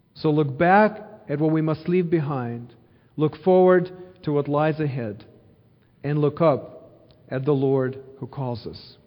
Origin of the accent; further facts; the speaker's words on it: Ukraine; now in Missouri, United States; I grew up in Ukraine, born and raised there